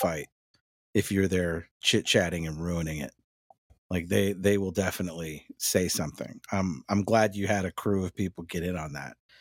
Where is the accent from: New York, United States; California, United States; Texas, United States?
Texas, United States; North; me growing up in that North Texas area